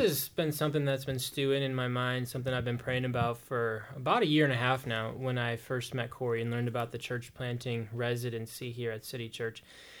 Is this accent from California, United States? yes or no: no; Cleveland, Ohio, United States; I'm from here. I was raised up here as a native Clevelander